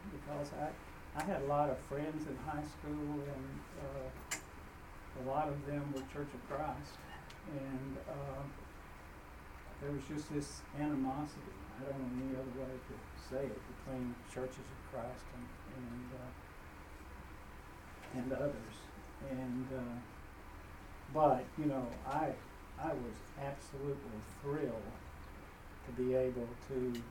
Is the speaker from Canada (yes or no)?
no; Waverly, Tennessee, United States; I grew up in Waverly, Tennessee. And in town, the, uh, the Protestants all were friendly with each other, and the Church of Christ was all somewhere